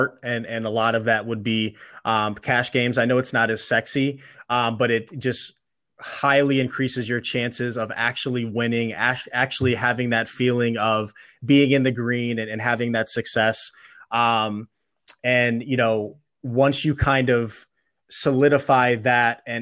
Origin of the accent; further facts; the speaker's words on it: Illinois, United States; also born or lived in Missouri; now in Pennsylvania, United States; I live in Pennsylvania now, but I'm originally from Illinois in the Midwest